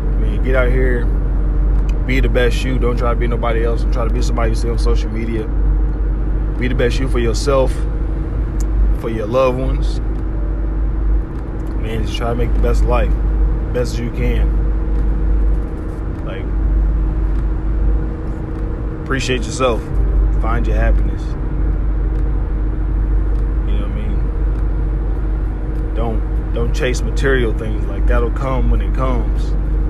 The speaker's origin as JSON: {"language": "English", "town": "Harvey", "region": "Illinois", "country": "United States", "moved": "yes", "said": "back home, back in Harvey"}